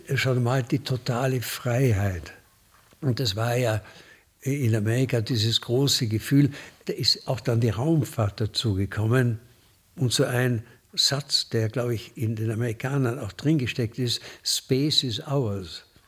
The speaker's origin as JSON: {"language": "German", "town": "Munich", "region": "Bavaria", "country": "Germany", "said": "ich komme aus München"}